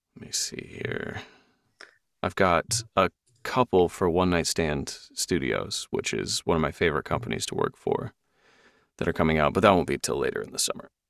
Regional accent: Seattle, Washington, United States; also born or lived in London; I'm from Seattle

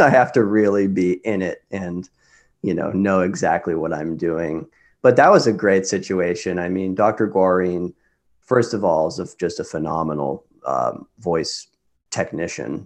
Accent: Lawrence, Kansas, United States; moved away as an adult; also born or lived in New York; I grew up in Lawrence, Kansas. I spent the first eighteen years of my life there

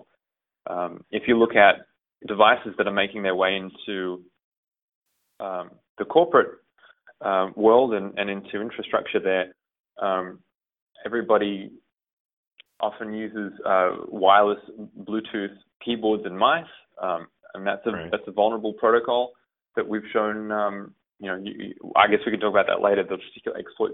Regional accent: Australia; moved away as an adult; now in United States; My mother is Hungarian. And I was born and raised in Australia

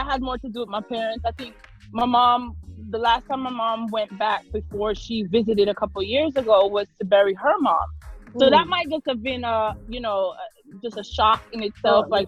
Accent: New York, United States; also born or lived in Jamaica; I grew up in New York for the majority of my life. That's mostly all I know

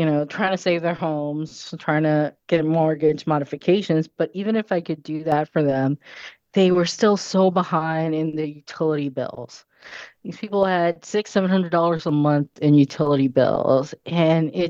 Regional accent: Puerto Rico; moved away; also born or lived in New York City, United States; I was born in New York City, but grew up in Puerto Rico

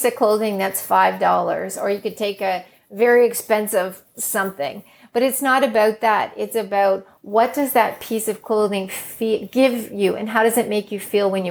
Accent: Northern Ireland, United Kingdom; now in Canada; We were born in Northern Ireland, actually, that we hold a British passport when you're born in Northern Ireland.

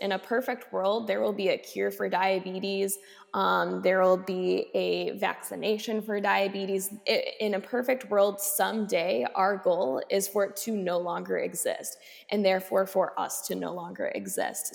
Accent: Racine, Wisconsin, United States; I started doing some advocacy work in my hometown of Racine

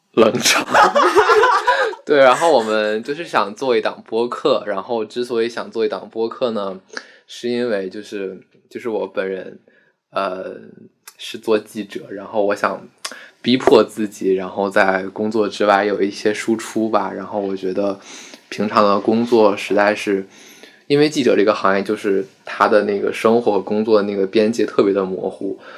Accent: Beijing, China; 我家是延庆的，延庆就是在北京是一个存在感最低，最低的一个地方

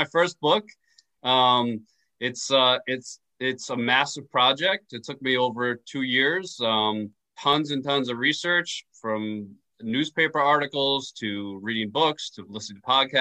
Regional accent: New York, United States; I grew up in New York

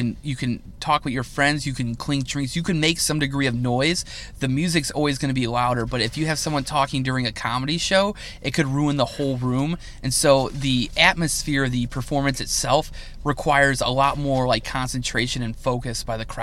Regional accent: United States; I love being an American. I love our country

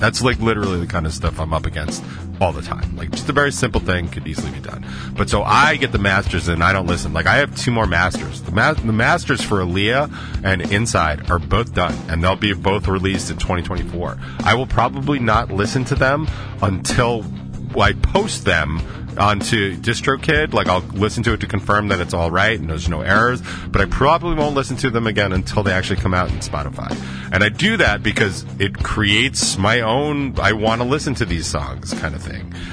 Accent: the South, United States; now I'm from the South

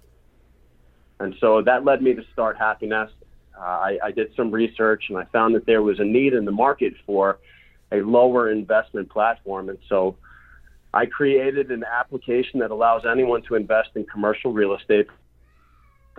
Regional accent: Long Island, New York, United States; I grew up in Long Island, New York.

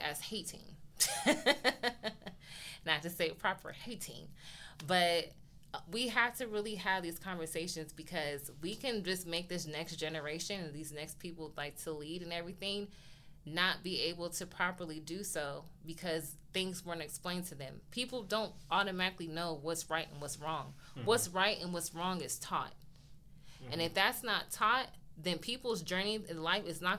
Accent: California, United States; we're from California

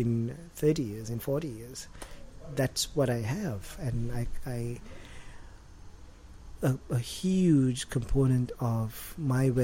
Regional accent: Colombo, Western Province, Sri Lanka; moved away as an adult; also born or lived in Australia / United States; for the first 19, almost 20 years of my life, it was in Sri Lanka.

